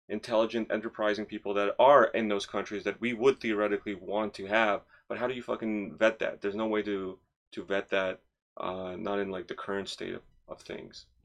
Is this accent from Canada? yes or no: yes; Toronto, Ontario, Canada; I grew up in Scarborough